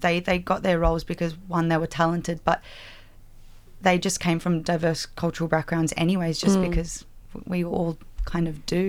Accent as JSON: {"language": "English", "town": "Liverpool", "region": "New South Wales", "country": "Australia", "tie": "born or raised there", "said": "I grew up in near Liverpool"}